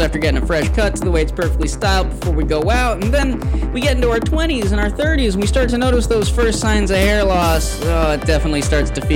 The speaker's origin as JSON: {"language": "English", "town": "Chicago", "region": "Illinois", "country": "United States", "said": "we're not a docks town. We're trucks and Teamsters."}